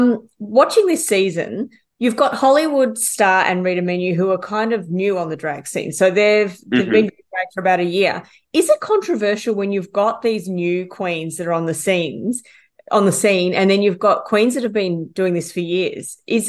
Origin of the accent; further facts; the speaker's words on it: Ballarat, Victoria, Australia; she's from my hometown.